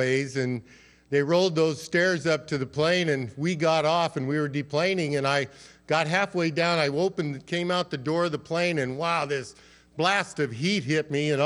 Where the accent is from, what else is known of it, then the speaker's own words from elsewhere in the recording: Colorado, United States; I grew up out in Colorado